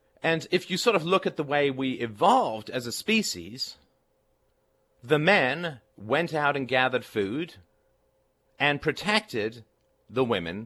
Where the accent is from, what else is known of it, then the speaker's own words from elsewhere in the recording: England, United Kingdom; when I was growing up in England